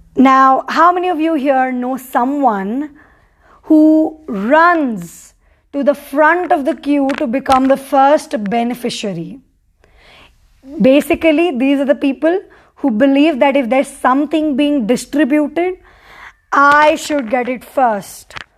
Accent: Mumbai, Maharashtra, India; moved away as an adult; now in Sikkim, India; I've born and brought up in Mumbai

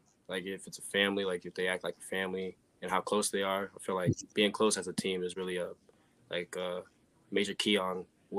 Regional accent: Oswego, Illinois, United States; also born or lived in Aurora, Illinois; I grew up in Oswego.

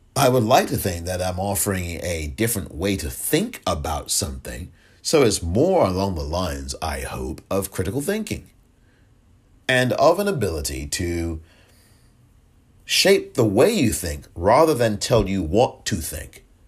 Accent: England, United Kingdom; moved away; I'm from England, born and raised, grew up there.

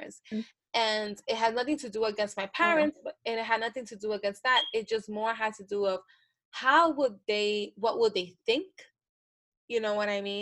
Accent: the Bronx and Yonkers, New York, United States; I grew up in the Bronx in Yonkers

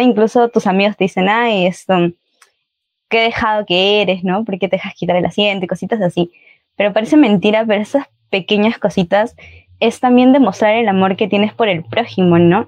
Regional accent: Peru; also born or lived in Chile

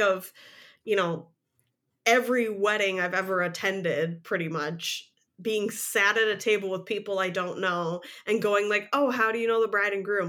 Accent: Midwest, United States; I'm a Midwesterner

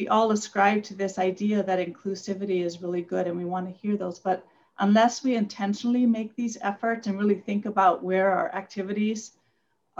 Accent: Hawaii, United States; moved away; also born or lived in Asia / Micronesia; I grew up in Hawaii

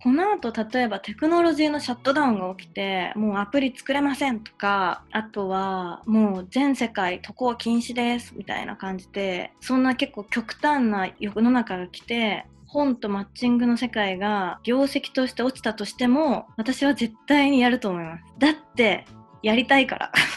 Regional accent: Tokyo, Japan; 私3月生まれなんですよで東京出身なんです

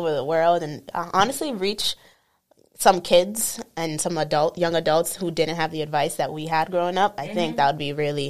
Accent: Boston area, Massachusetts, United States; we're from Boston. We're both Haitian, which is very important to us.

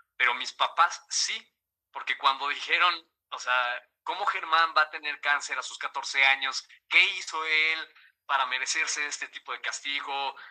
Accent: Mexico; siendo el primer mexicano amputado en, en hacerlo aquí en México

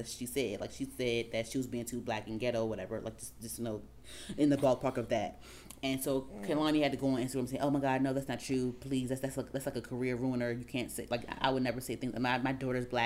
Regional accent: Prince George's County, Maryland, United States; also born or lived in Washington, D.C.; I'm still gonna say I'm from PG, even though, like, I know DC and I've been in DC as much as I've been in PG

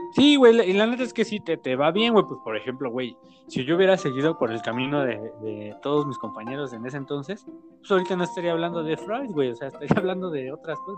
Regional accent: State of Mexico, Mexico; Tengo 25 y este, pues crecí en el Estado de México

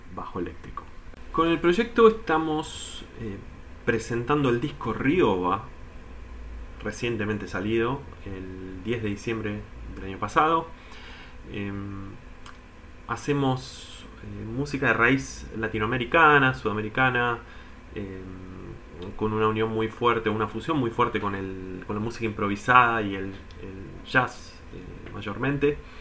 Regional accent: Buenos Aires, Argentina; Soy de Capital, zona de colegiales

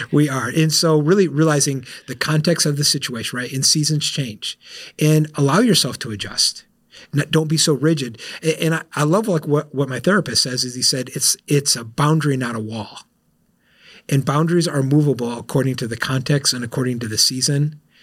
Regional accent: South Florida, United States; I'm from South Florida

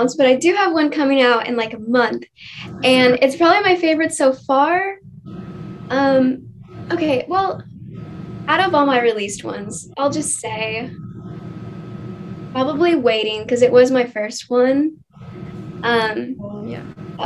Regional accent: Oklahoma, United States; I'm from Oklahoma. I've been here pretty much my entire life

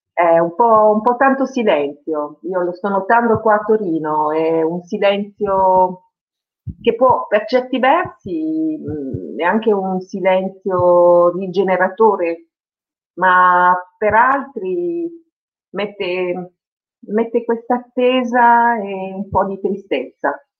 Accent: France; first language French; Italian is a second language; moved away as an adult; now in Turin, Italy; l'italiano per me è la seconda lingua, perché la mia prima lingua in assoluto è stato il francese, sono rimasta fino all'università, fino all'età dell'università in Francia

